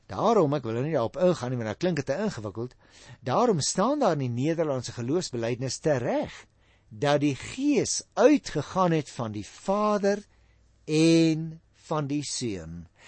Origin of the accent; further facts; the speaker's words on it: Western Cape, South Africa; Nou ek praat nogal van ek omdat ek daarmee groot geword het in Goeie Kaap. Maar hoe langer ek hier in die noorde, ek wil amper vir jou sê in die buiteland woon